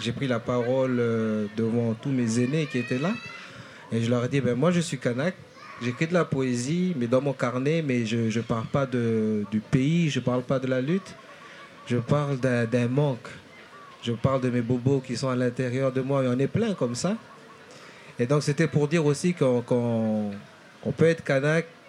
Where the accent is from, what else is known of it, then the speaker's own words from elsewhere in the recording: Nouméa, South Province, New Caledonia; also born or lived in Lifou, Loyalty Islands, New Caledonia; je suis né dans, une de ces îles-là, donc l'île de l'Ifou